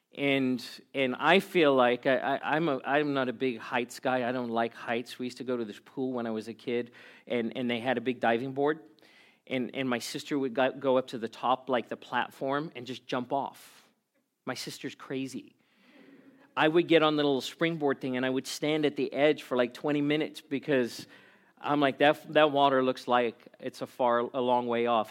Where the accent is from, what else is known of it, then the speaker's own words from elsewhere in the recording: South Africa; now in Glendora, United States; I was born and raised in South Africa, as a white South African